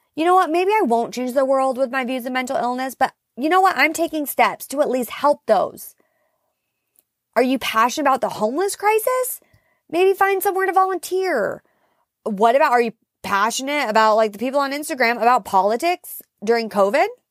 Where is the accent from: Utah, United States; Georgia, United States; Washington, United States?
Washington, United States; Seattle; moved away; my family's from the Pacific Northwest. I'm originally from Seattle